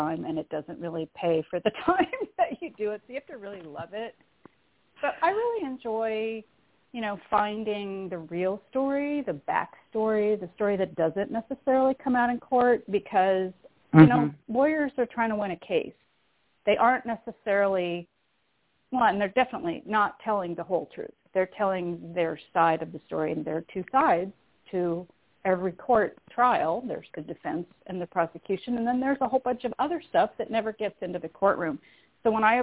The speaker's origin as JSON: {"language": "English", "town": "San Diego", "region": "California", "country": "United States", "tie": "born or raised there", "also_born_or_lived": "Canada / North Adams, Massachusetts", "said": "I was born in Canada, but I consider San Diego my hometown because that's where I grew up"}